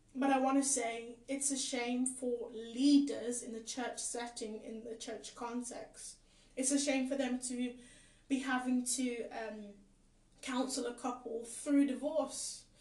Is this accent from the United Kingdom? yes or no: yes; England, United Kingdom; also born or lived in Caribbean; I was born in the Caribbean too, but I've grown up here most of my life.